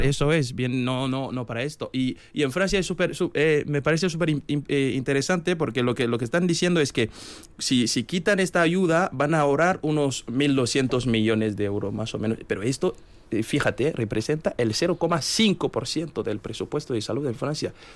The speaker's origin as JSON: {"language": "Spanish", "town": "Kérou", "region": "Atakora", "country": "Benin", "moved": "yes", "lives_now": "Vitoria-Gasteiz, Spain", "said": "yo soy de Querú. Querú es, una, es un pequeño municipio del norte de Benín"}